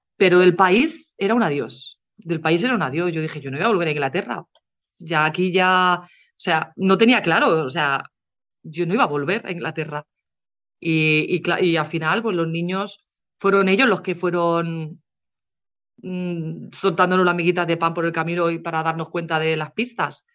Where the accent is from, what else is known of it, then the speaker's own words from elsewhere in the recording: Spain; moved away as an adult; also born or lived in England; now in United Kingdom; cuando yo me fui de España